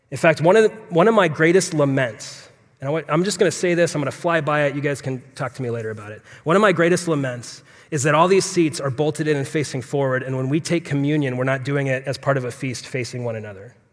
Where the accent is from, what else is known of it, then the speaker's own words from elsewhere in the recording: Phoenix, Arizona, United States; So I was, I'm born and raised in Phoenix, so I'm a native.